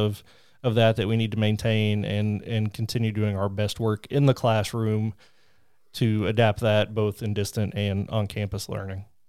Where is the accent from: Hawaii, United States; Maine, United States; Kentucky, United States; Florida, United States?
Kentucky, United States; southeastern; I'm from Kentucky, and I grew up in southeastern Kentucky